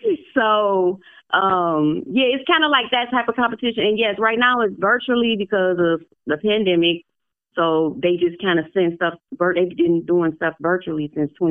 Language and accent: English; Detroit, Michigan, United States; now in Tennessee, United States; I'm originally from Detroit, Michigan